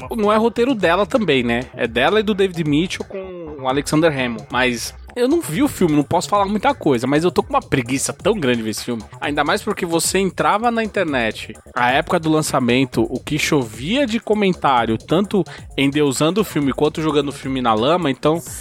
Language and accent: Portuguese; Brazil; enquanto brasileiro